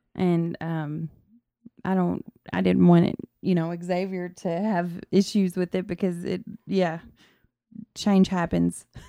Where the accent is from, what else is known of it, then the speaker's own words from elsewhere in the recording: South Fulton, Tennessee, United States; accent: Southern; I'm from Tennessee